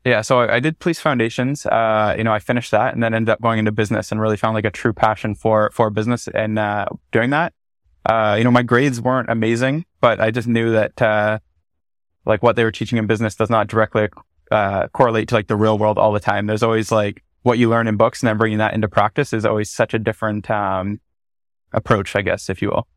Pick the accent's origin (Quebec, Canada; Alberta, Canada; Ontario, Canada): Ontario, Canada; Bracebridge; moved away as an adult; also born or lived in Ottawa; I grew up in Muskoka, Ontario. Mm-hmm. So uh, specifically in Bracebridge, a super small town